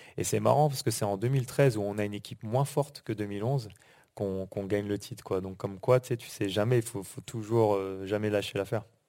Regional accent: Normandy, France; moved away; also born or lived in United States; on est on est de Normandie on a grandi en Normandie

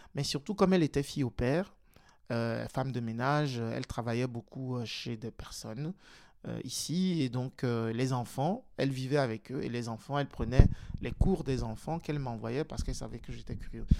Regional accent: Togo; now in Belgium; je suis né et j'ai grandi au Togo, et donc je suis arrivé en Belgique en 2004

